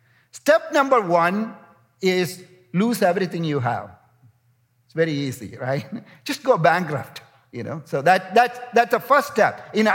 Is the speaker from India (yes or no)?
yes; India; You know, I'm coming from India, and some of the largest slums in the world are in India.